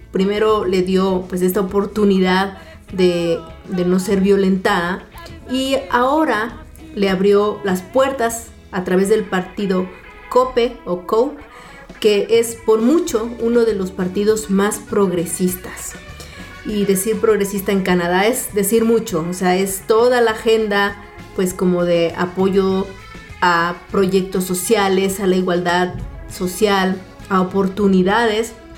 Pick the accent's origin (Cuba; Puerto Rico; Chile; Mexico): Mexico; somos mexicanos poderosos